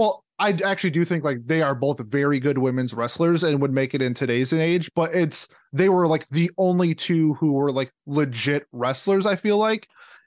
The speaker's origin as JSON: {"language": "English", "region": "Minnesota", "country": "United States", "said": "I'm from Minnesota"}